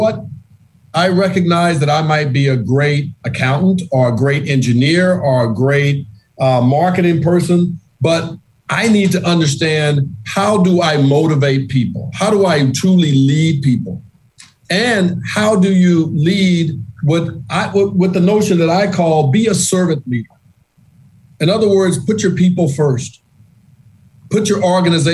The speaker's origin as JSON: {"language": "English", "town": "Monroe", "region": "Louisiana", "country": "United States", "tie": "born or raised there", "moved": "yes", "lives_now": "Boston, United States", "said": "I grew up in Monroe, Louisiana, which is predominantly landlocked"}